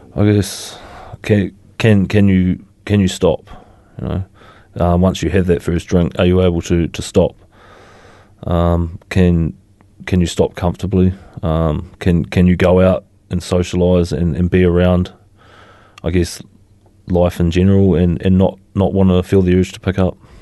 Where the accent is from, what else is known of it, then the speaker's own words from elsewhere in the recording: Christchurch, Canterbury, New Zealand; also born or lived in Motueka / Dunedin; I was born here in Christchurch. Um, I lived my teenage years in Motueka and I spent the last fifteen years previous to coming back to Christchurch in Dunedin.